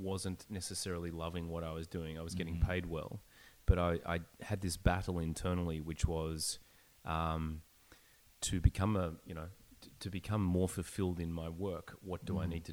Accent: Melbourne, Victoria, Australia; moved away as an adult; also born or lived in Sydney, Australia; now in Vancouver, Canada; I grew up in Melbourne. Mm-hmm. I lived in Sydney for about 9 years.

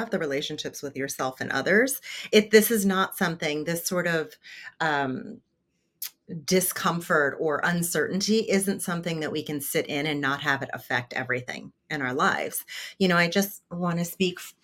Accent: New Jersey, United States; I grew up in poverty in New Jersey

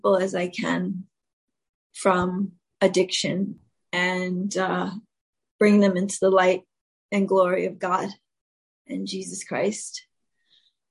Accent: New York City, New York, United States; I was raised in the South Bronx

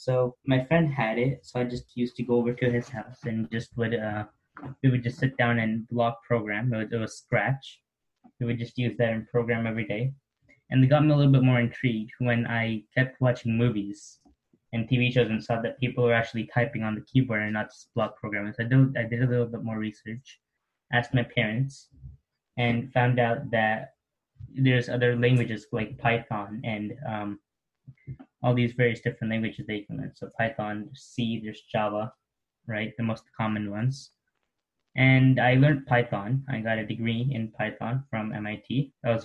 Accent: Oakville, Ontario, Canada; I'm from Oakville, Ontario.

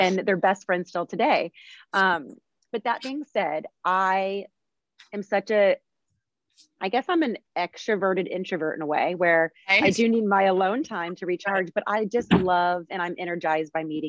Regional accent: Houston, Texas, United States; also born or lived in Arizona / New York City; I was born and raised in Houston.

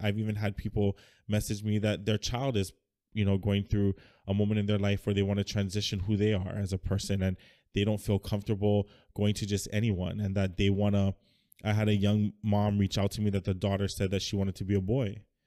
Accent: United States; now in Hawaii, United States; growing up in the States

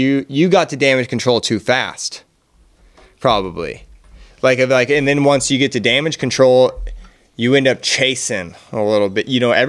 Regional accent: Oregon, United States; And we are all from the Pacific Northwest. I'm pretty happy

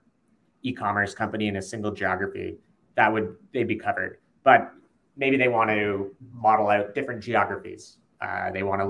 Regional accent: Canada; we're all Canadian

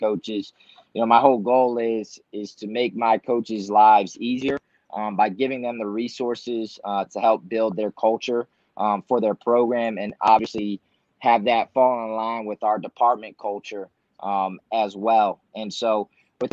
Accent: Baltimore, Maryland, United States; now in Lansing, United States; I'm originally from Baltimore, Maryland

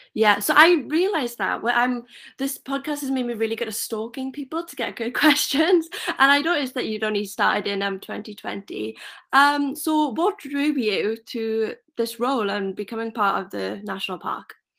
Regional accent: Merthyr Tydfil, Wales, United Kingdom; I'm from Merthyr

